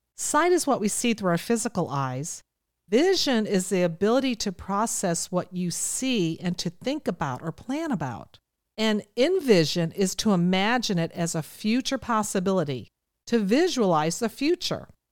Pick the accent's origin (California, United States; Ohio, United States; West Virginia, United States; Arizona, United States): Ohio, United States; I come from Ohio, so you'll hear me say I wanna, I'm gonna.